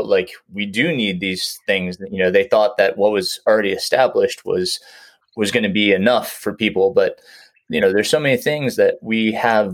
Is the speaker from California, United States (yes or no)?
no; New York, United States; moved away; I grew up in New York